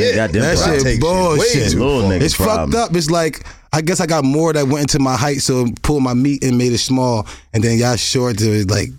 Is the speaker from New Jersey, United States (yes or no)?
yes; New Jersey, United States; I'm from Jersey. I can't cook for shit.